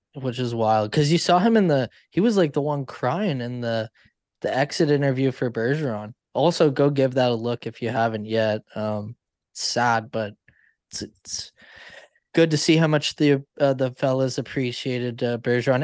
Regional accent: Canada; I'm Canadian

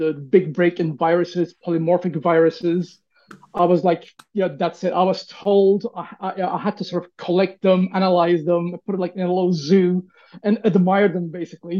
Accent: Turkey; growing up in Turkey in the 80s

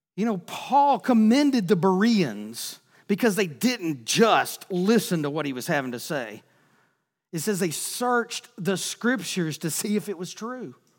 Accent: Texas, United States; I'm from Texas

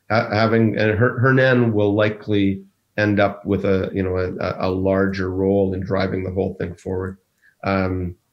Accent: Ireland; Um, I'm Irish. I can say that.

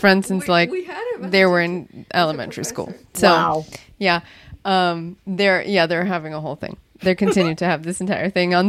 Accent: Miami, Florida, United States; We're all from Miami

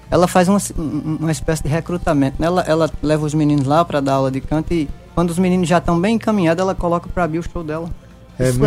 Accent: Caldas Brandão, Paraíba, Brazil; also born or lived in Rio de Janeiro; nasci lá no Rio de Janeiro e fui trazido para o município de Caldas Brandão e me criei numa comunidade rural perto do Cajá.

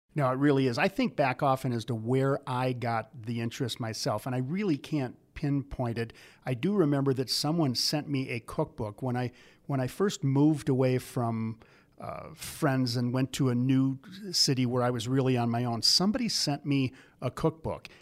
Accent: Midwest, United States; I grew up in the Midwest

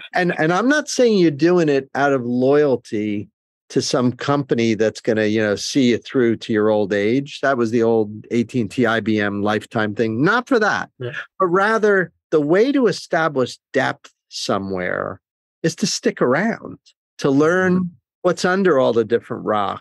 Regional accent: New Jersey, United States; I grew up in New Jersey

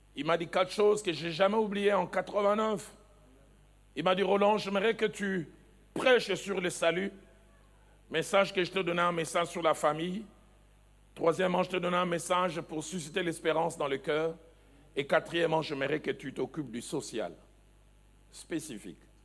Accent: the East, eastern DR Congo, DR Congo; also born or lived in Kinshasa; chez nous, à l'Est

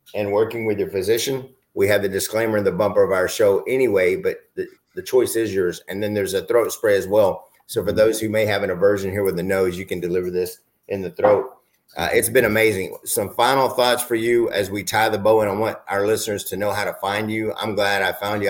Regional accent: Arizona, United States; I'm from Arizona

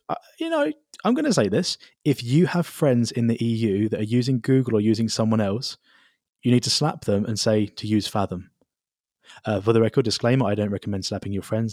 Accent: United Kingdom; moved away; I am a British citizen

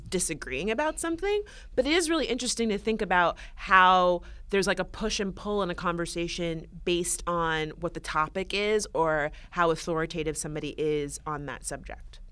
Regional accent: West Palm Beach, Florida, United States; I grew up Um, in the suburbs, I'm from West Palm Beach, Florida

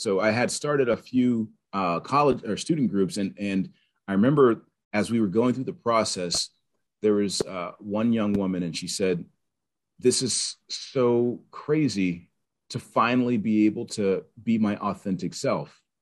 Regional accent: Pittsburgh, Pennsylvania, United States; also born or lived in North Carolina; I'm from Pittsburgh. I grew up here

